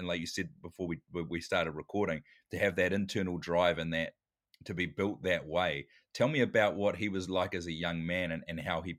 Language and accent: English; New Zealand; down here in New Zealand